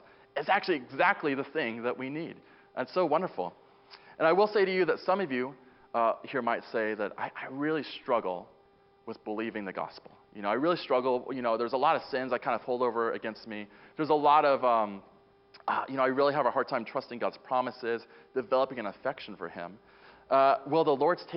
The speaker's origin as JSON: {"language": "English", "town": "Boulder", "region": "Colorado", "country": "United States", "moved": "yes", "said": "I'm originally from Boulder, Colorado"}